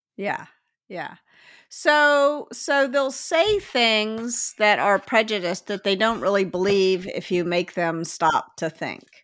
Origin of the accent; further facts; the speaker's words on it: Memphis, Tennessee, United States; I grew up in Memphis